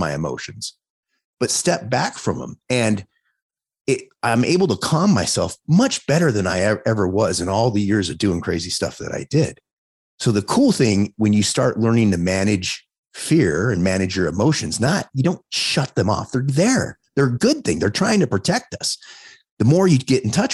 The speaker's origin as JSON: {"language": "English", "town": "Los Angeles", "region": "California", "country": "United States", "tie": "born or raised there", "moved": "yes", "lives_now": "Las Vegas, United States", "said": "I grew up in Los Angeles"}